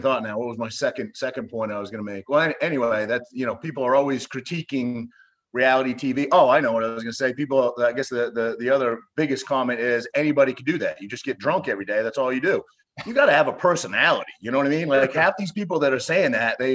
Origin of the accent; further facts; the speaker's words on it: Cherryfield, Maine, United States; moved away; my hometown, I grew up in a tiny little town in Maine called Cherryfield